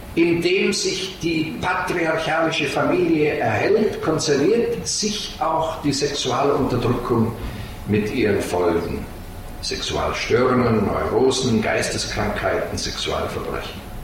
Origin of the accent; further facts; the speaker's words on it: Salzburg, Austria; moved away; Ich komme aus Salzburg ursprünglich